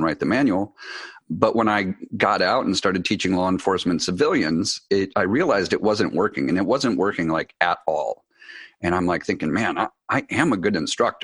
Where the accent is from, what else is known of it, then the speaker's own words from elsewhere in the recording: Wisconsin, United States; moved away as an adult; I grew up in Wisconsin